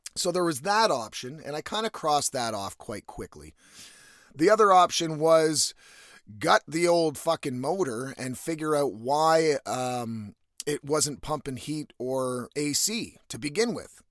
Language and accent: English; East Coast of Canada, Canada; now in West Coast, Canada; I'm from the East Coast, so the winter does get pretty fucking cold